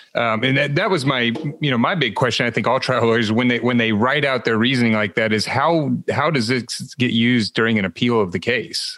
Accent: Ohio, United States; I'm from Ohio

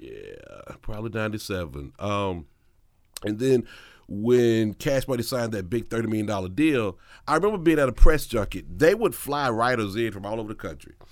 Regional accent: Mississippi, United States; I'm from Mississippi, I'm from the South

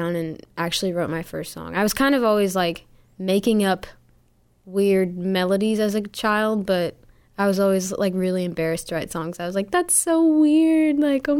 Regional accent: Sudbury, Massachusetts, United States; moved away as an adult; now in Nashville, United States; I'm from Sudbury, originally Sudbury, Massachusetts, but I've lived down in Nashville now for, I guess, 2.5 years

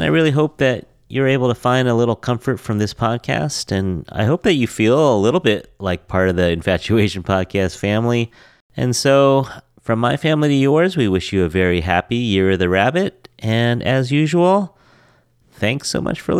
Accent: San Francisco, California, United States; I grew up in San Francisco.

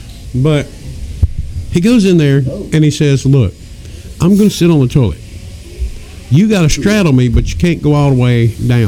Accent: the South, United States; I'm from the South.

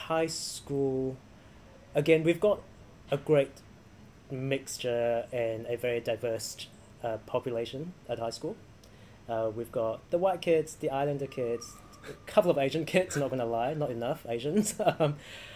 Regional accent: Christchurch, Canterbury, New Zealand; people of our generation growing up in Christchurch

